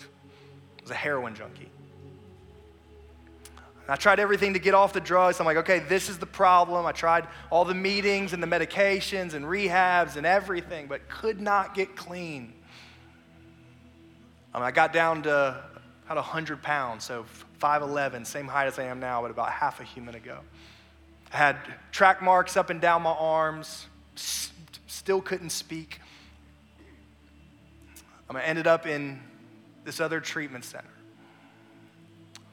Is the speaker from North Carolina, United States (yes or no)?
yes; Raleigh, North Carolina, United States; now in South Carolina, United States; I'm originally from Raleigh, North Carolina, I had a really bad speech impediment as a kid